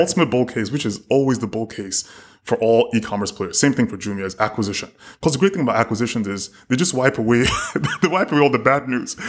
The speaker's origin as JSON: {"language": "English", "country": "South Africa", "said": "as a South African"}